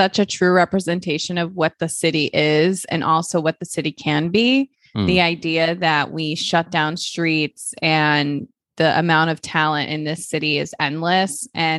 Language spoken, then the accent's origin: English; Central Falls, Rhode Island, United States; I think she should play me because we're both from Central Falls.